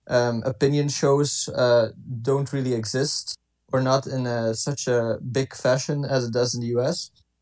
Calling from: Ghent, Flanders, Belgium; English is a second language; I am calling from Ghent.

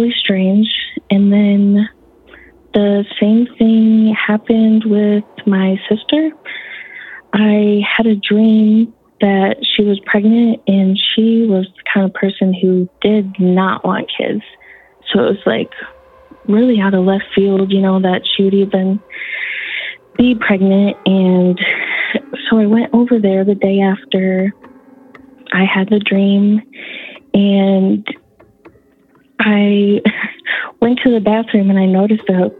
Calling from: Michigan, United States; I'm calling from Michigan

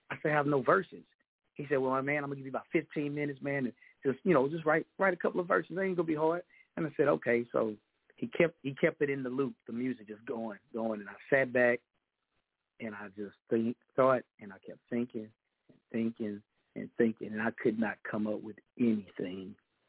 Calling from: Texas, United States; I am calling from the Lone Star State, Texas, the greatest state in the United States on this mainland.

